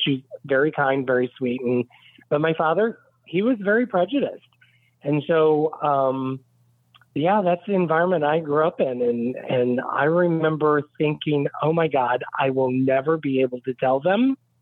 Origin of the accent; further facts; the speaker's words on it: Westville, Indiana, United States; now in Fort Lauderdale, United States; I grew up in Indiana, right off of Lake Michigan. It's a very small town called Westville.